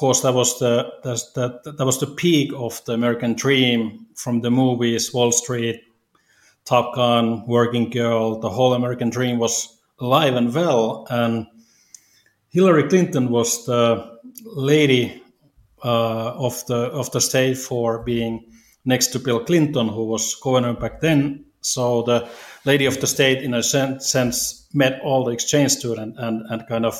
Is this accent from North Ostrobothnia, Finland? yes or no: yes; Oulu, North Ostrobothnia, Finland; moved away as an adult; also born or lived in Little Rock, Arkansas; now in Italy; I'm originally from Oulu, Finland, which is northern part city in the kind of middle or northern part of Finland